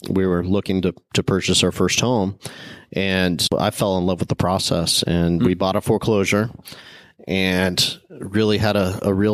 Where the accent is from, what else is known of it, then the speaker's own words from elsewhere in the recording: Midwest, United States; I mean, he hired me because I was from the Midwest.